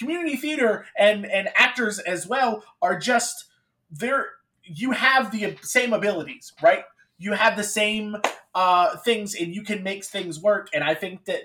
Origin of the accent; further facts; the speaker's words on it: North Carolina, United States; I'm from North Carolina